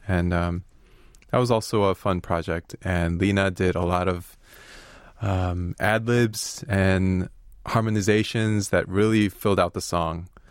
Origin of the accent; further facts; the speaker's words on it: Chicago, Illinois, United States; moved away as an adult; also born or lived in Korea; now in Seoul, South Korea; I'm actually from Chicago, uh, from the United States. I lived there pretty much my whole life, but it's been thirteen years since I've, I've come to Korea